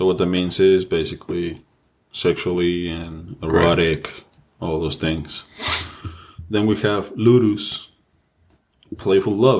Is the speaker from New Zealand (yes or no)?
no; Mexico; English is a second language; moved away; I'm Mexican, so bear with me. English is my second language.